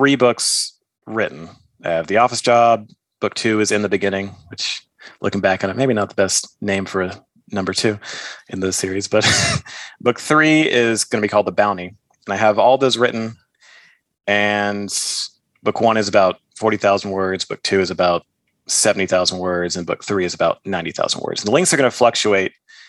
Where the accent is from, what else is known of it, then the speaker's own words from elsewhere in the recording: Texas, United States; I'm from Texas, so guns are, you know, a big part of our culture.